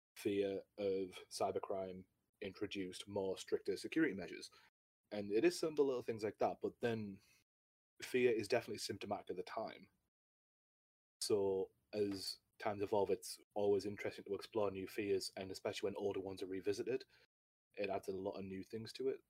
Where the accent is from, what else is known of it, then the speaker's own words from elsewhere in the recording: United Kingdom; I'm a British uh, D and D Twitch streamer